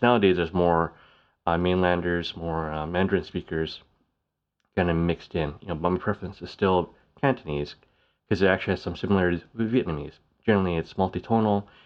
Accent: Canada; Canada's bilingual, we speak English and French

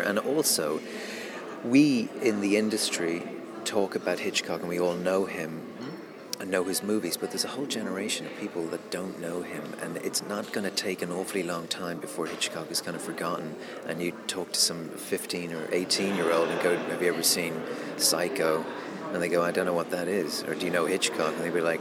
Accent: Dublin, Leinster, Ireland; I'm from Dublin, so I'm not from London

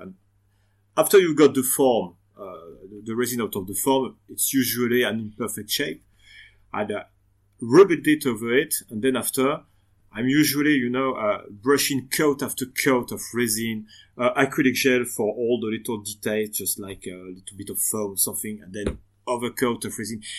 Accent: western France, France; English is a second language; now in Lyon, France; I come from the Western France

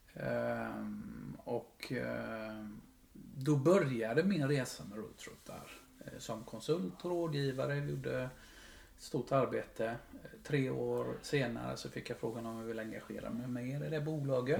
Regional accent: Huskvarna, Jönköping County, Sweden; Jag är ju en smålänning, uppfostrad och eh, uppväxt i Huskvarna.

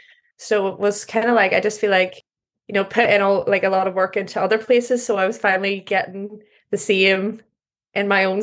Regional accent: Northern Ireland, United Kingdom

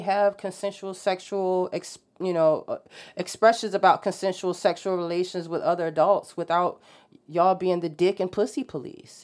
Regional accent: Norfolk, Virginia, United States; I grew up in Norfolk

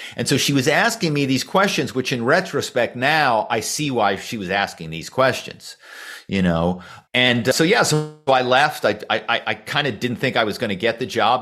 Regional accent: Philadelphia, Pennsylvania, United States; I grew up in Philadelphia

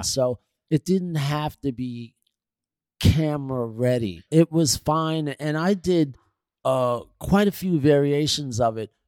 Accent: New York City, New York, United States; I was from Queens

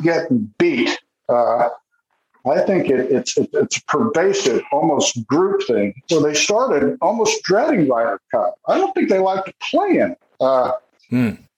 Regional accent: United States; I'm American

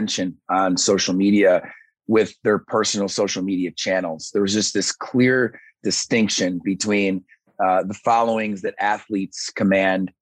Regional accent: Syracuse, New York, United States; moved away; also born or lived in Alabama; I'm from Syracuse, New York, and I ended up down in Alabama

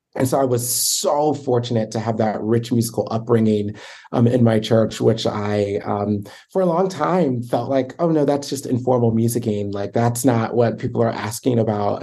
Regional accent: Baltimore, Maryland, United States; I grew up in Baltimore

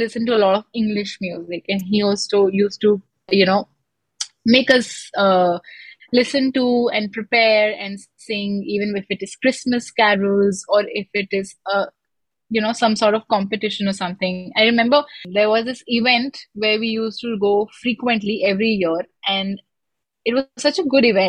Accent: Lucknow, Uttar Pradesh, India; moved away as an adult; I am originally from Lucknow

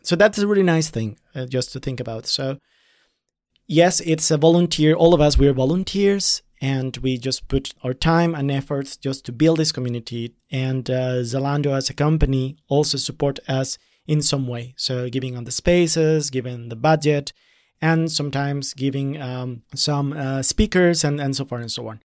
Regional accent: Colombia; moved away as an adult; now in Berlin, Germany; as a person of color coming from Latin America, I'm coming from Colombia

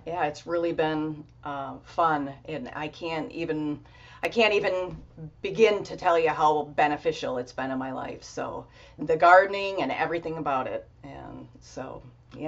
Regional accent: Michigan, United States; I'm born and raised in Michigan

